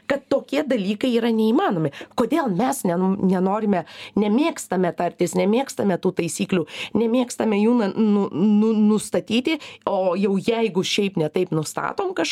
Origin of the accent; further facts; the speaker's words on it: Lithuania; moved away as an adult; now in Switzerland; mes lietuviai